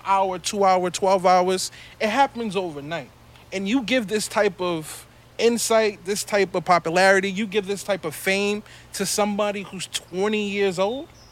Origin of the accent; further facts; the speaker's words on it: New York City, New York, United States; we're we're from Brooklyn